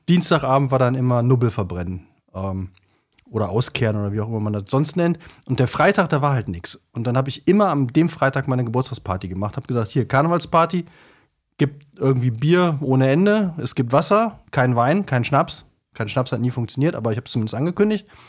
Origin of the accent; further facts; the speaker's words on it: Cologne, North Rhine-Westphalia, Germany; also born or lived in Bremen; als Kölner